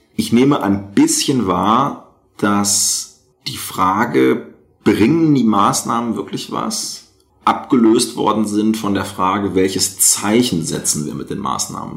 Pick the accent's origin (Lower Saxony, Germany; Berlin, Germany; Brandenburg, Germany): Lower Saxony, Germany; rural; in Niedersachsen auf dem Land, ja, wo ich herkomme äh, ursprünglich, jetzt wohne ich in einer Stadt mit 100.000 Einwohnern